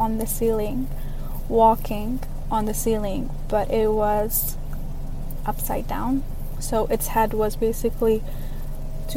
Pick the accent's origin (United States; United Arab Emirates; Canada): United Arab Emirates; Dubai; I am from Dubai, the United Arab Emirates